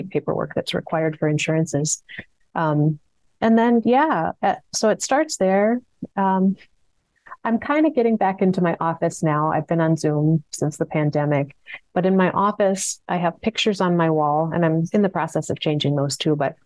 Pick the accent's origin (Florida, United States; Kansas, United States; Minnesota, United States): Minnesota, United States; Minneapolis; I'm from South Minneapolis, born and raised